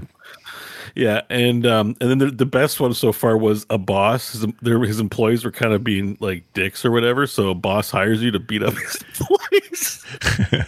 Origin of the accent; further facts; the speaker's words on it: Canada; I'm a Canadian, so we have American keyboard, in French.